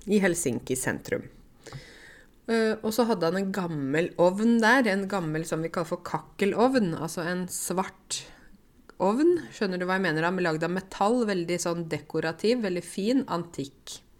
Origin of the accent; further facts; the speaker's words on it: Egypt; now in Norway; Er, hallo, jeg kommer fra Egypt. Vi har jo 2 3 4 5 10 tusen år gamle ting.